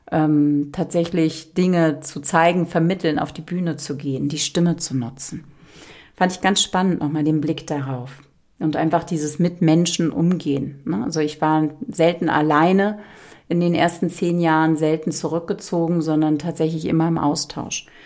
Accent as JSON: {"language": "German", "region": "Berlin", "country": "Germany", "tie": "born or raised there", "said": "ich habe die ersten zehn Jahre bin ich im Hochhaus aufgewachsen, 15 Stockwerke in Charlottenburg in der Angerburger Allee."}